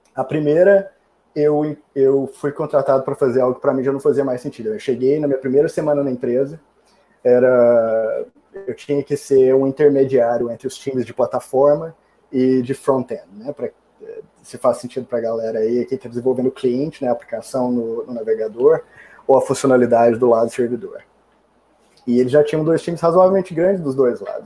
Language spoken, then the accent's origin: Portuguese; Brazil; also born or lived in New York, United States; now in Austin, United States; como bom brasileiro que adora um calorzinho